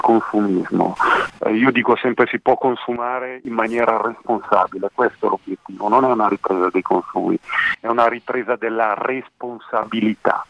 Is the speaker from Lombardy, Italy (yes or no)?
yes; Merone, Lombardy, Italy; Io sono nato qui a Baggero, in provincia di Como, nel paese di Merone